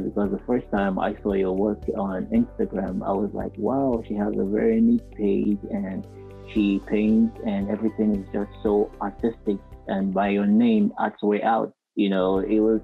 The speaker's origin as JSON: {"language": "English", "country": "Nigeria", "said": "being a Nigerian artist"}